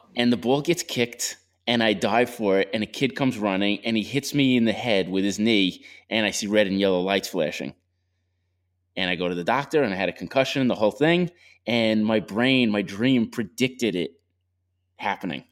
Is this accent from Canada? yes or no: no; Long Island, New York, United States; I grew up in Long Island. All there is is traffic